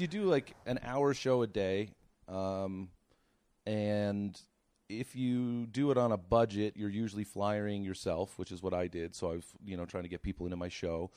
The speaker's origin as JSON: {"language": "English", "area": "Cape Breton", "region": "Nova Scotia", "country": "Canada", "tie": "born or raised there", "also_born_or_lived": "Toronto", "moved": "as an adult", "said": "I'm from Nova Scotia originally, from Cape Breton"}